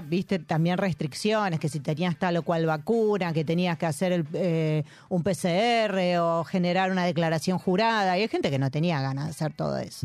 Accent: Buenos Aires, Argentina; nosotros somos todos de, acá, de, Cava

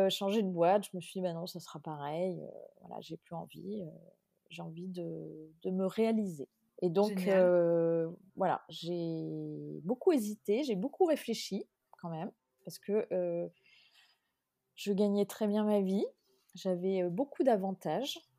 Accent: Limoges, Nouvelle-Aquitaine, France; moved away as an adult; also born or lived in Brussels; ma famille qui était à Limoges, puisque je suis originaire de Limoges.

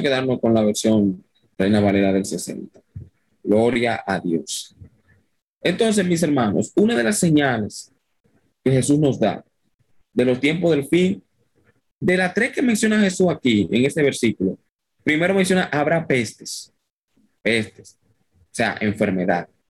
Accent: Dominican Republic; soy dominicano, no soy venezolano ni colombiano

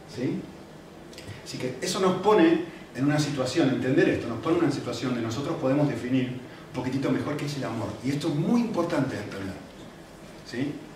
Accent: Argentina; now in Spain; no soy europeo, eh, no soy español, soy de Argentina

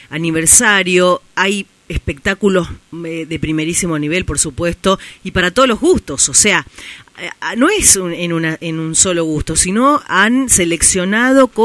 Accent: Tucumán, Argentina; la verdad que para mí como tucumana y mostrar a nuestros este, referentes al mundo

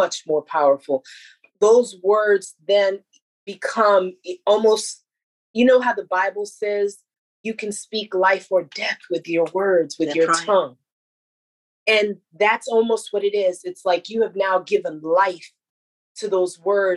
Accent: United States; I feel the pride as an American

